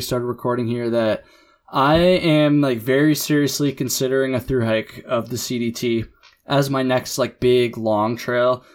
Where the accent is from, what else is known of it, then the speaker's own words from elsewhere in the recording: Jericho, Vermont, United States; also born or lived in Burlington, Vermont; the town I grew up in in Jericho